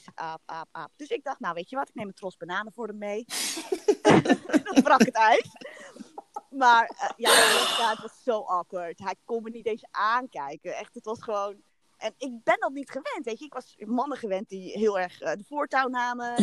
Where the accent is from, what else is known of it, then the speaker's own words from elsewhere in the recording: Haarlem, North Holland, Netherlands; Ik kom uit Haarlem en ehm, ik ben getrouwd